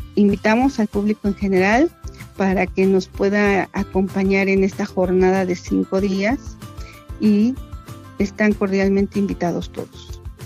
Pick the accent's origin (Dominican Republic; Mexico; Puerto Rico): Mexico; San Antonio la Isla, State of Mexico; mi pueblo materno, un pedacito de la entidad mexiquense, es uno de los municipios más pequeñitos del Estado de México